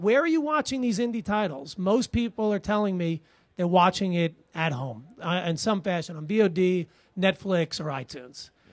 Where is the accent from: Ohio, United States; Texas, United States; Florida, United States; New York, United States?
New York, United States; Long Island; now in New York City, United States; I'm a New Yorker from ninety, uh, you know, from Long Island, but I'm, I lived here since nineteen ninety